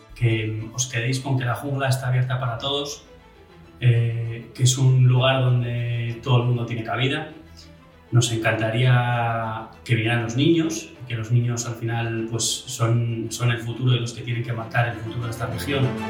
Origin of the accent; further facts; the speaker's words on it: Asturias, Spain; moved away as an adult; somos dos asturianos que hemos hecho un poco mundo y que hemos vuelto